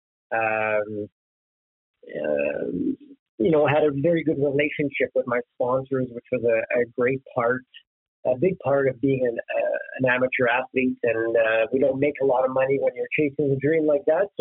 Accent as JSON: {"language": "English", "town": "Sarsfield", "region": "Ontario", "country": "Canada", "tie": "born or raised there", "said": "originally I'm from the Ottawa area, a little small town, very agricultural town of Sarsfield in Ontario"}